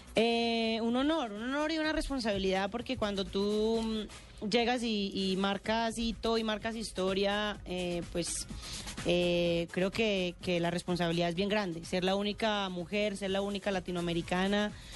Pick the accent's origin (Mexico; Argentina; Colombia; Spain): Colombia; Medellín, Antioquia; yo soy de Medellín